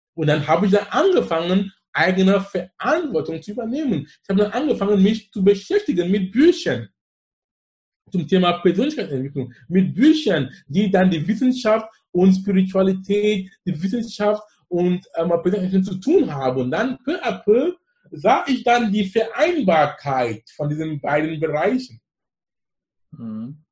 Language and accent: German; Cameroon; German is a second language; moved away as an adult; now in Germany; ich komme aus Kamerun